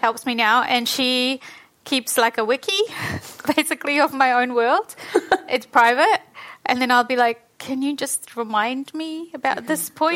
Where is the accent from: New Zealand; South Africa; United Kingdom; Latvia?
New Zealand; born or raised there; also born or lived in Fiji